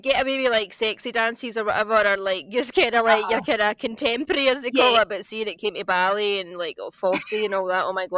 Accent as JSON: {"language": "English", "town": "Coatbridge", "region": "Scotland", "country": "United Kingdom", "tie": "born or raised there", "also_born_or_lived": "Maryhill, Glasgow", "moved": "as an adult", "lives_now": "London, United Kingdom", "said": "So I grew up and I lived in Maryhill for the first 5 years of my life. And then we moved out to Coatbridge. So then the rest of my kind of upbringing was in Coatbridge."}